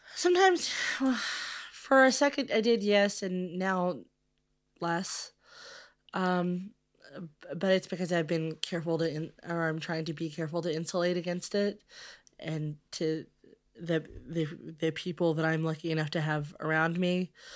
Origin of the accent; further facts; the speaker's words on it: Louisville, Kentucky, United States; I'm from Louisville and uh, in Kentucky